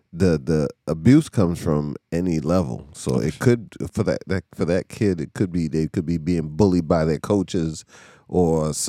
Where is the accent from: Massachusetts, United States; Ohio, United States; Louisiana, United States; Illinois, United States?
Massachusetts, United States; We're from Mass, so this area is known for witches, of course.